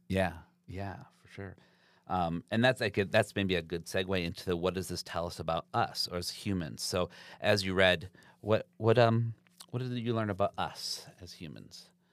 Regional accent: Zeeland, Michigan, United States; I grew up in Zealand

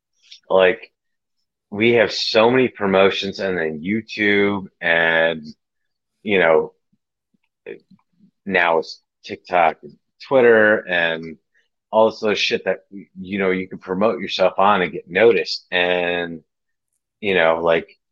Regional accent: Michigan, United States; I grew up in Michigan. I'm in Michigan.

